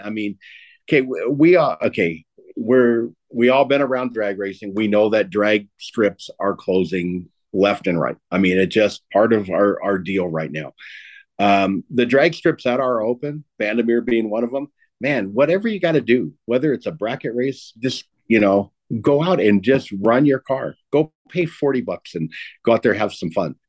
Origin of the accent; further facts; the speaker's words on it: Southern California, United States; I'm an old guy and I'm from Southern California